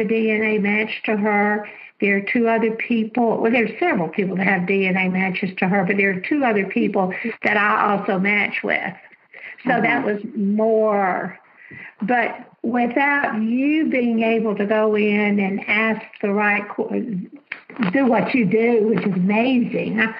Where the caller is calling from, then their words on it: Alabama, United States; I'm calling from Alabama